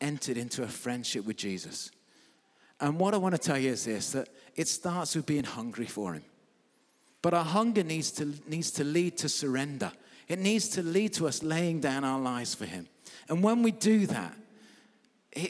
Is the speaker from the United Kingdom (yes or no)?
yes; England, United Kingdom; I'm English